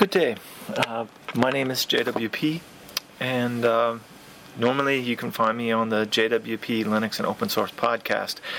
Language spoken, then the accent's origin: English; United States; being an American